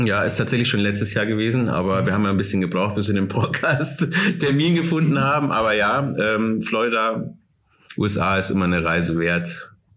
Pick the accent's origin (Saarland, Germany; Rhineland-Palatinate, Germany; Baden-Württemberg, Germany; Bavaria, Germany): Bavaria, Germany; Starnberg; also born or lived in Munich / Oberhaching; now in Taufkirchen, Germany; Ich bin in Starnberg geboren, ja. Ich komme aus der Starnberger Ecke